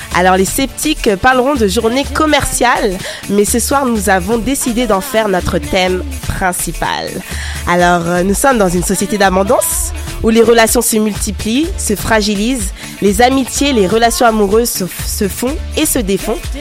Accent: France; accent: French; mon accent français

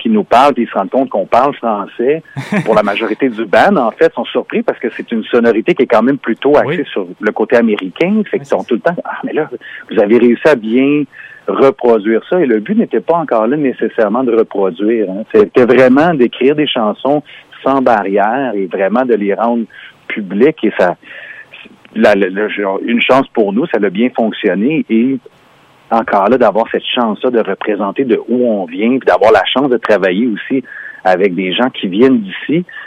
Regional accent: Montreal, Quebec, Canada; On est non seulement canadiens, on est Québécois et Montréalais

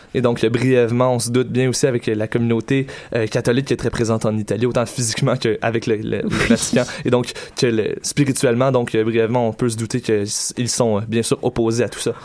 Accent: Quebec, Canada; chez nous, au Québec

